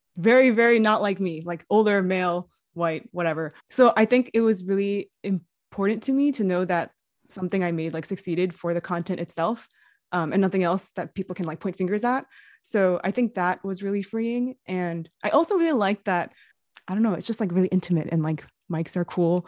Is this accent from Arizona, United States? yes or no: no; New York City, New York, United States; I also grew up in New York City